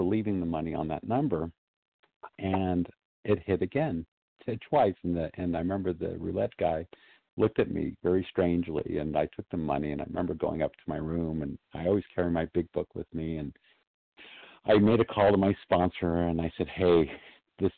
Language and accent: English; Southern California, United States; I was one of maybe two or three Jewish kids in my class in Southern California